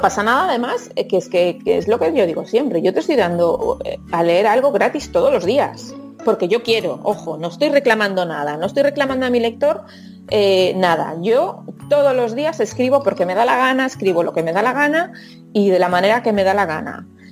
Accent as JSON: {"language": "Spanish", "town": "Lugo", "region": "Galicia", "country": "Spain", "said": "soy de Lugo"}